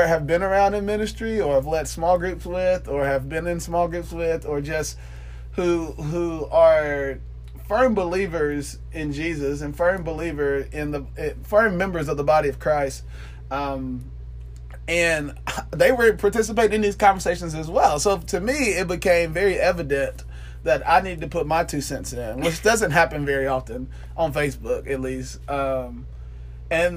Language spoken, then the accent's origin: English; Atlanta, Georgia, United States; moved away; also born or lived in Tuscaloosa, Alabama / Marion, Alabama; I grew up in South Atlanta